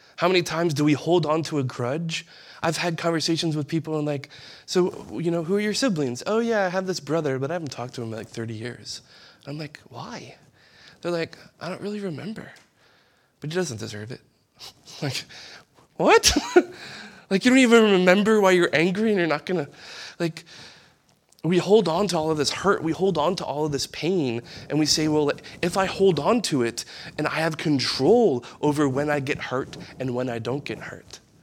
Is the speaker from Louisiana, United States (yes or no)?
yes; East Bank, Louisiana, United States; I'm from the West, the East Bank